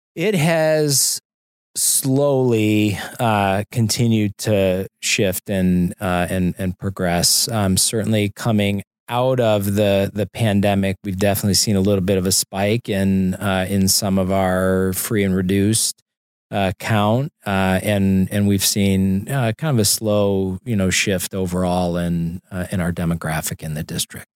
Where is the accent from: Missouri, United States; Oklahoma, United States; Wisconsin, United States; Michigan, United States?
Missouri, United States; St. Louis; moved away; I grew up in Saint Louis